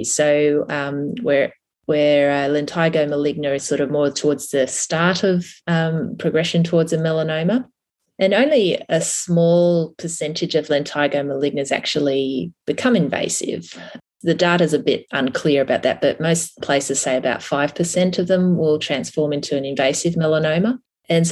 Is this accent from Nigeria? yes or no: no; Tamworth, New South Wales, Australia; now in Sydney, Australia; I'm originally from Tamworth